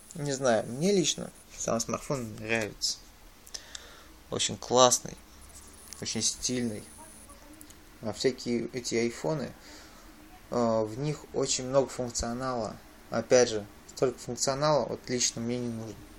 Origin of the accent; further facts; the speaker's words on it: Nizhny Novgorod, Nizhny Novgorod Oblast, Russia; в мой родной город